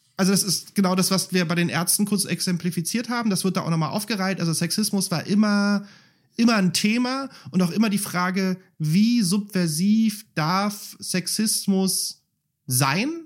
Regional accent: Berlin, Germany; also born or lived in Spandau, Berlin; ich bin Reinickendorfer, Wähler ist Spandauer, ich bin in Spandau geboren

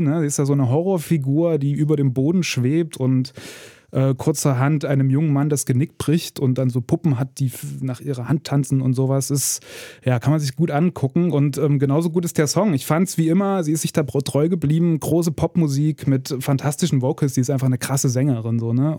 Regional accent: Ore Mountains, Saxony, Germany; Also ich bin aus dem Erzgebirge

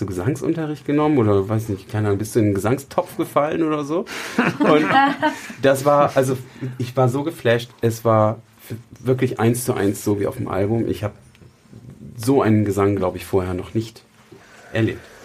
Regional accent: Weyhe, Lower Saxony, Germany; ich komme ja aus Weihe

